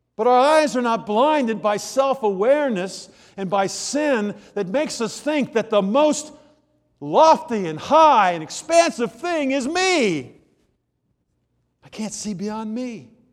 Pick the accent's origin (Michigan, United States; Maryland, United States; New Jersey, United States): Maryland, United States; Germantown; In fact, I'm from Germantown, Maryland